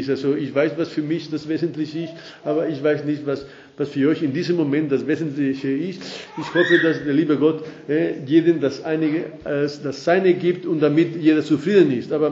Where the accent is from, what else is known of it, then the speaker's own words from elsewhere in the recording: Spain; accent: Spanish; German is a second language; moved away as an adult; now in Austria; dass ich schon 39 Jahre in Österreich bin, habe ich mich also äh, wirklich treu meinen spanischen Akzent beibehalten und, und, und ich bin sehr stolz drauf